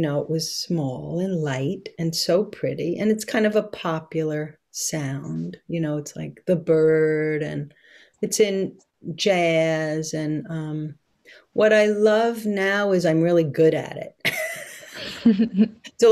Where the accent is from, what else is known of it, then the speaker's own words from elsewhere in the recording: New York City, New York, United States; moved away; I'm from this place in Brooklyn, which is right on the ocean, and it's called Coney Island.